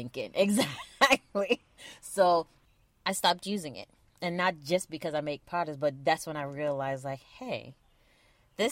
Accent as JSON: {"language": "English", "country": "Trinidad & Tobago", "said": "we're from Trinidad. So we would say, is Sixahwe doing something?"}